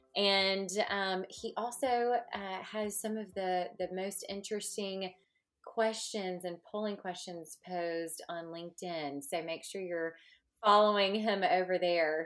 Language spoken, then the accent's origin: English; Mississippi, United States; accent: southern Mississippi; It's that southern Mississippi um, accent uh, that is coming through, I'm sure. So we are, you know, I am from the hospitality state